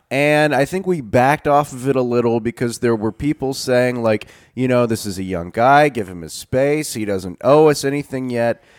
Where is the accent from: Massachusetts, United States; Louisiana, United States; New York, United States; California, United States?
Louisiana, United States; North; growing up in North Louisiana